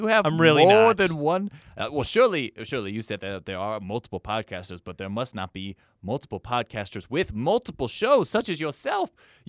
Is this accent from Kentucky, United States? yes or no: yes; Kentucky, United States; born there; also born or lived in Indiana; I was born in Kentucky and lived in Indiana for a little while.